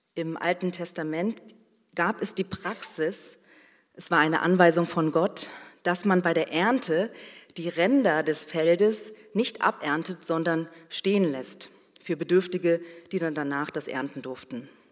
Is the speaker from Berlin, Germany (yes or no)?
yes; Berlin, Germany; ich bin mit meiner Schwester in Berlin geboren und aufgewachsen